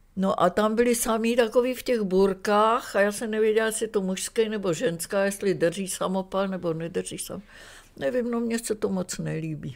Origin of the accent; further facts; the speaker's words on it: Czechia; moved away as an adult; also born or lived in Düsseldorf, Germany / Vienna, Austria; jako Češka tam přišla